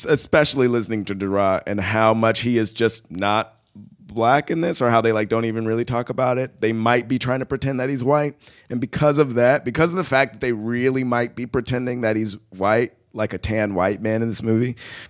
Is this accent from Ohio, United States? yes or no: yes; Akron, Ohio, United States; I was born in Akron, Ohio.